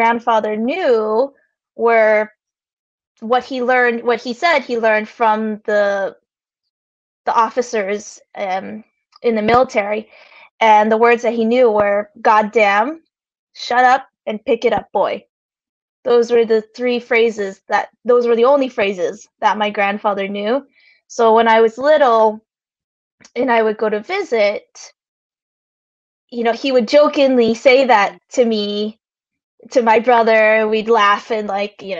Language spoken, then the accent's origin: English; United States; So I grew up in America.